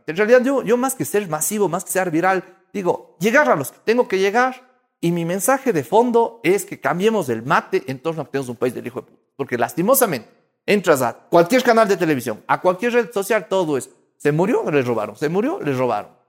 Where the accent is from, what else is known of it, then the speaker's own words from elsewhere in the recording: Quito, Pichincha, Ecuador; accent: Quiteño; also born or lived in Spain; yo cuando viví en España, hablando como quiteño, me decían, tú eres de México.